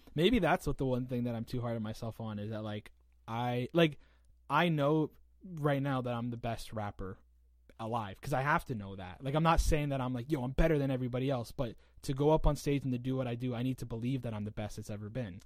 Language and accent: English; St. Catharines, Ontario, Canada; also born or lived in Hamilton, Ontario; I'm right from St. Catharines. I was born in Hamilton and then came right here.